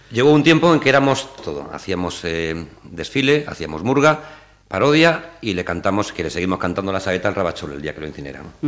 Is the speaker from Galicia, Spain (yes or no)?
yes; Barro, Galicia, Spain; also born or lived in Germany; yo soy del Concello de Barro